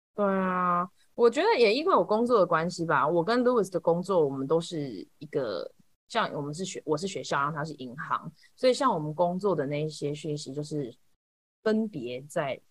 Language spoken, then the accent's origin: Chinese; Taiwan; moved away as an adult; now in United States; 我其实也在台湾长大的